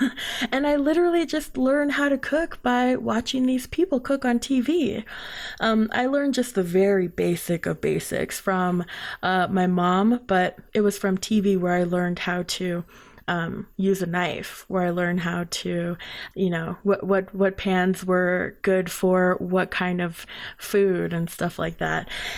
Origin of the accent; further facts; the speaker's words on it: Crownpoint, New Mexico, United States; Just like myself, I grew up in Crown Point where there wasn't a lot, and I knew I just wanted to bring other people's passion to light